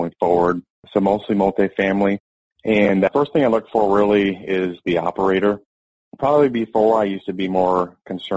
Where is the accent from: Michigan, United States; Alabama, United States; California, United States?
Michigan, United States; Owosso; moved away; I grew up in Owosso